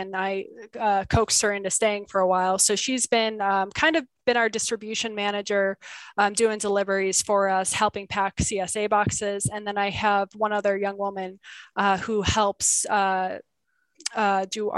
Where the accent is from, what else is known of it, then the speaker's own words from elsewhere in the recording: Buffalo, New York, United States; now in Kingman, United States; I grew up in Buffalo, New York, where completely green, beautiful